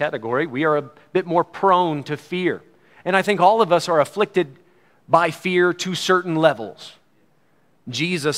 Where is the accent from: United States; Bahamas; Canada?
United States; As an American